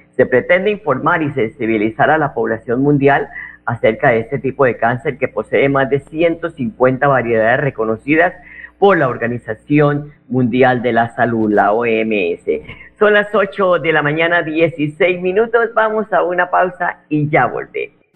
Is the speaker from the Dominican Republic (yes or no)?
no; Colombia; como buenos colombianos